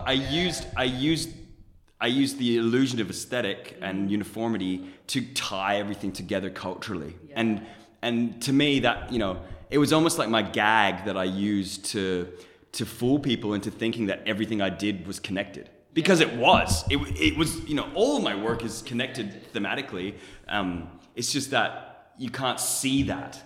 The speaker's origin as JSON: {"language": "English", "country": "Germany", "tie": "born or raised there", "moved": "yes", "lives_now": "Australia", "said": "I was born in Germany. My mom's a Pakistani Canadian. My dad's a German Colombian. I I live in Australia"}